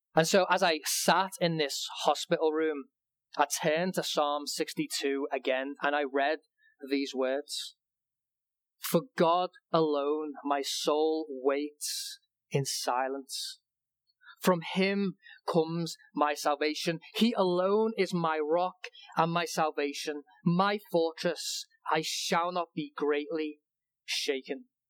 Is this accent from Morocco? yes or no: no; England, United Kingdom; when I was growing up in England